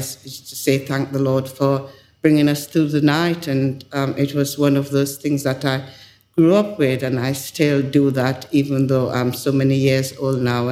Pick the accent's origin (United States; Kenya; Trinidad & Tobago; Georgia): Trinidad & Tobago; Tobago; moved away as an adult; also born or lived in Yorkshire, England / Lusaka, Zambia; now in England; as a young lady growing up in Tobago